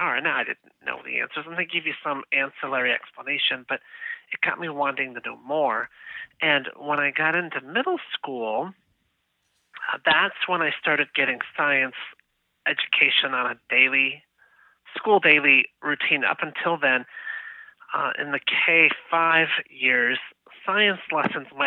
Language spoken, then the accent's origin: English; Chicago, Illinois, United States; moved away; also born or lived in University Park, Pennsylvania; I'm originally from the Chicago, Illinois area